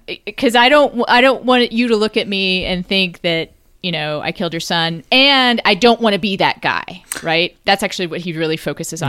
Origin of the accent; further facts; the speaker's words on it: Texas, United States; as a Texan